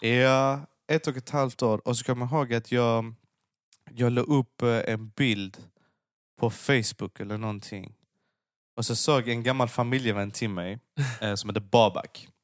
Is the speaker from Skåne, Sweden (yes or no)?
yes; Lund, Skåne, Sweden; jag, jag föddes och växte upp i Lund